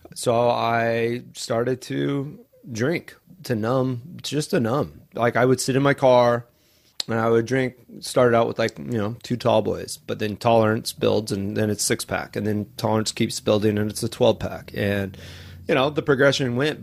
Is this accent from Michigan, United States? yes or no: no; Coeur d'Alene, Idaho, United States; moved away as an adult; also born or lived in Southern California; now in Maui, United States; I grew up in Coeur d'Alene, Idaho.